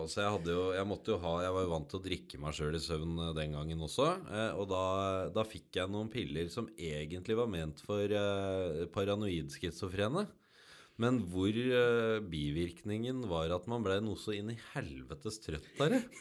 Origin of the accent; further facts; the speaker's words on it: Hamarøy, Nordland, Norway; Jeg vokste opp i fjærsteinene utafor Hamarøya.